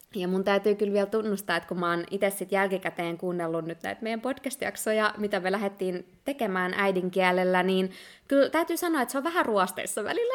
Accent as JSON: {"language": "Finnish", "country": "Finland", "moved": "yes", "said": "Mä koen olevani ihan täysin suomalainen ja se on tosi iso osa mun identiteettiä ja sitä nimenomaan mistä mä tuun"}